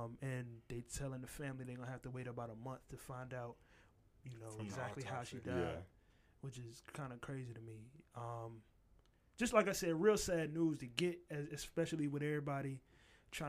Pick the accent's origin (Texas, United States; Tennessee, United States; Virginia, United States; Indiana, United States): Virginia, United States; Richmond; I grew up in Churchill, so. It was projects on every side of my neighborhood.